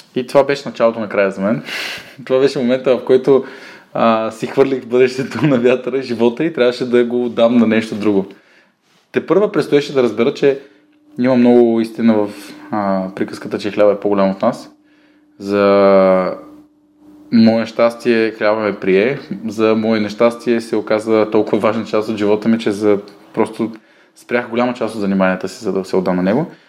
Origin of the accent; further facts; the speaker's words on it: Bulgaria; аз пък съм от България